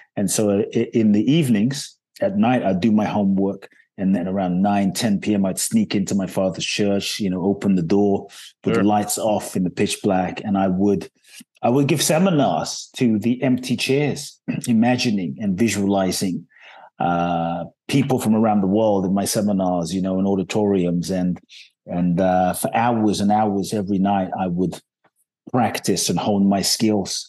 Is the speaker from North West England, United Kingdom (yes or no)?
no; London, United Kingdom; also born or lived in Ghana; now in Los Angeles, United States; I was born in Ghana, West Africa. My father's from Ghana, my mother's Japanese. I grew up in London, um, live in Los Angeles